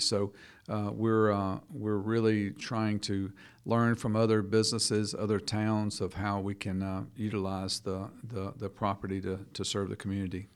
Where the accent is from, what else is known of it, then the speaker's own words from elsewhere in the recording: Buena Vista, Georgia, United States; moved away as an adult; also born or lived in Gwinnett County, Georgia; now in Jackson County, Georgia, United States; I'm from just north of Americus, Georgia. Buena Vista is a little town I'm from